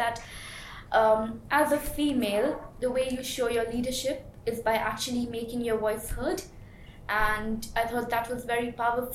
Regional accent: Mumbai, Maharashtra, India; moved away; I was born and brought up in Mumbai, and I did my bachelor's in Mumbai as well

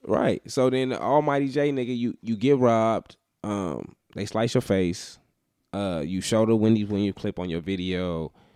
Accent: Las Vegas, Nevada, United States; I'm a nigga from Vegas

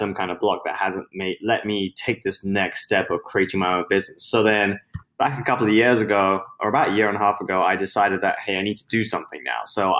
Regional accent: London, United Kingdom; now in United States; So I was born in London and now based in the US, but I had my start there. I was born and raised in the UK, hence the accent that I'm hoping people can recognize, because I'm losing it.

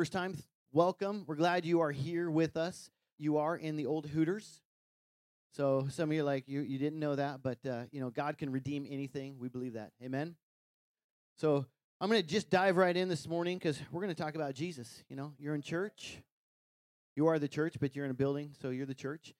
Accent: Wyoming, United States; growing up in Wyoming, you know, we took care of some cattle

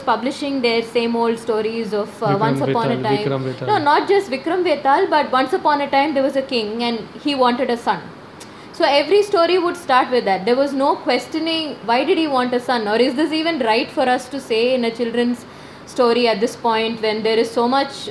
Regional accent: Chennai, Tamil Nadu, India; I'm a Malayali, but I was born and brought up in Chennai

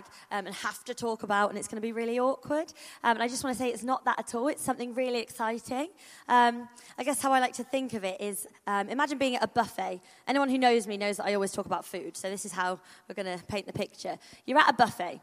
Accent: Rugby, West Midlands, United Kingdom; now in Southampton, United Kingdom; I am from Rugby, but I'm at Southampton now, Life Church Southampton

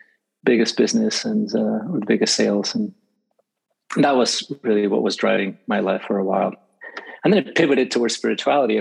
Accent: Mexico City, Mexico; now in Los Angeles, United States; I was raised in Mexico City

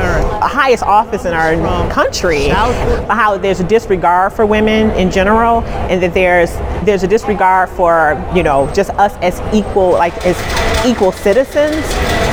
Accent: Detroit, Michigan, United States; I am from Detroit.

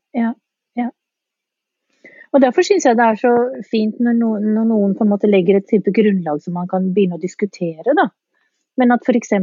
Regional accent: Eastern Norway, Norway; accent: østlending (Eastern Norwegian); jeg er østlending

